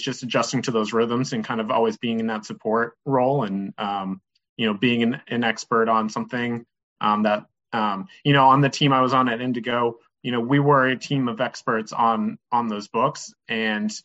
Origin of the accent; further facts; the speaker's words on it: Boston, Massachusetts, United States; moved away as an adult; also born or lived in North Carolina; I'm originally from Boston. Grew up just south of the city.